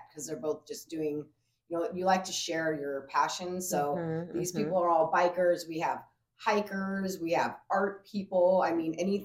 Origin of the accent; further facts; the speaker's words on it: California, United States; now in Omaha, United States; I was born in Omaha, raised in California, moved back to Omaha